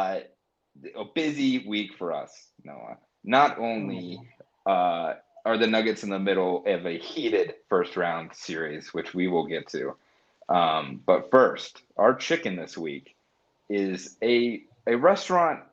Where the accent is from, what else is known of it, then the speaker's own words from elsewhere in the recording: Colorado Springs, Colorado, United States; I grew up in Colorado Springs, Colorado.